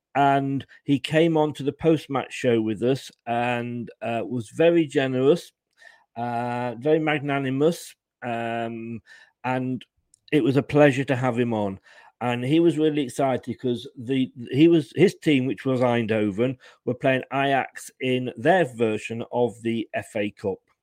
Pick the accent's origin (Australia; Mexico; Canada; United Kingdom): United Kingdom; Leicester, East Midlands; moved away as an adult; also born or lived in Blackpool / Blackburn / Burnley / Bolton; now in Poole, United Kingdom; I was born and bred in Leicester, and I then left Leicester with my job, and I went Blackpool, Blackburn, Burnley. Uh, I worked in Bolton and Bury, and then I came down to Poole in Dorset.